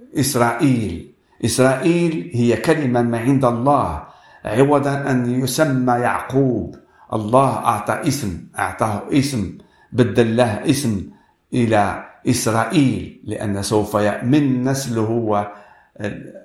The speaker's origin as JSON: {"language": "Arabic", "country": "Morocco", "said": "أنا من المغرب"}